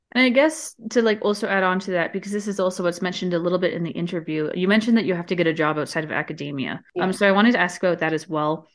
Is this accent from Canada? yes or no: yes; Canada; I'm from Canada